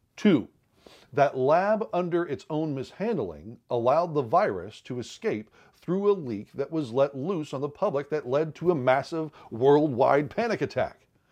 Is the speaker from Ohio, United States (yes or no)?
yes; twenty miles from East Palestine, Ohio, United States; I was born in Ohio and raised there, too. Actually, not but twenty miles from East Palestine